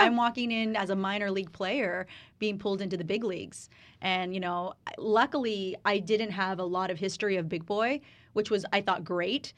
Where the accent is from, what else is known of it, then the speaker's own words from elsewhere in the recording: Riverside, California, United States; now in Los Angeles, United States; I was born and raised in Riverside